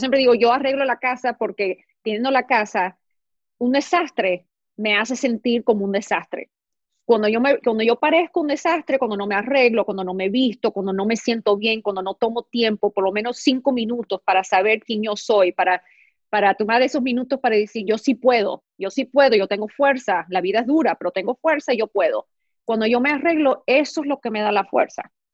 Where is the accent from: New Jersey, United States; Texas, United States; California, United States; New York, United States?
New York, United States; moved away as an adult; now in Los Angeles, United States; Yo nací en Nueva York, me crié en Nueva York, me crié en colegios americanos, con amigos americanos